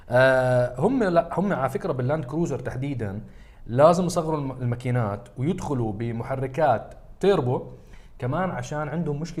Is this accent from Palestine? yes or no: no; Jordan; انا وصهيب من الاردن وكريم من سوريا